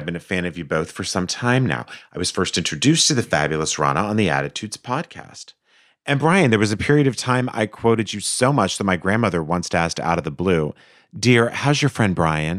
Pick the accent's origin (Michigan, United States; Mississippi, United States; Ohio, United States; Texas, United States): Michigan, United States; Ann Arbor; I grew up in Ann Arbor, Michigan, home of Zingerman's